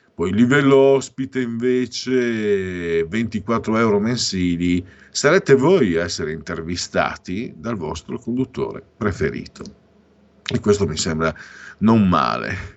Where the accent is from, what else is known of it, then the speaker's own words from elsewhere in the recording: Friuli-Venezia Giulia, Italy; io vengo dal Friuli